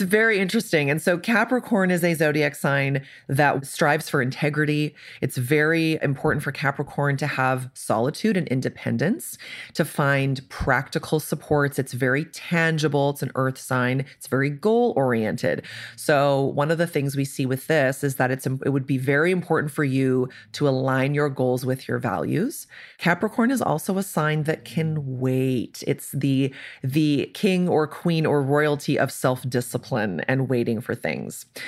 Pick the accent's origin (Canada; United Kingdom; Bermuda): Canada; moved away as an adult; now in Indianapolis, United States; So I'm Canadian. I'm often the token Canadian on things like this.